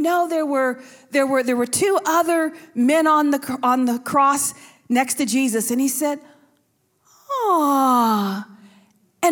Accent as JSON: {"language": "English", "town": "Buffalo", "region": "New York", "country": "United States", "said": "I'm from Buffalo"}